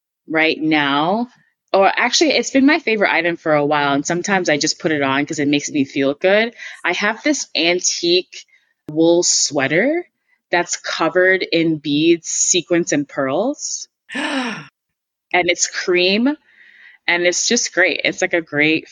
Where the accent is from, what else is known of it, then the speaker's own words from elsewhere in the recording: New York City, New York, United States; I'm from New York. I'm a Brooklyn girl.